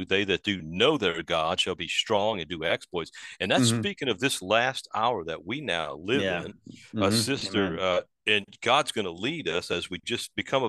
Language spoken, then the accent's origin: English; New Orleans, Louisiana, United States; moved away; that's where I grew up, in New Orleans.